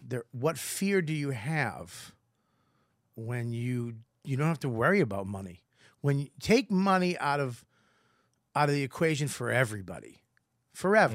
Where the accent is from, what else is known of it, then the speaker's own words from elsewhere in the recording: Boston, Massachusetts, United States; accent: Boston; I'm Irish from Boston